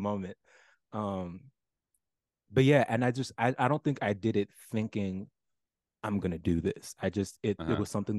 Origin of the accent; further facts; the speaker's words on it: Fort Washington, Maryland, United States; moved away; also born or lived in Massachusetts; I'm from, yeah, Fort Washington, Maryland